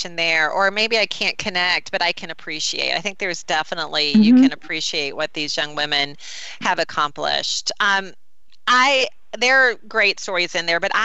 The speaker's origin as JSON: {"language": "English", "region": "North Carolina", "country": "United States", "also_born_or_lived": "Charlotte, North Carolina", "said": "I'm from North Carolina"}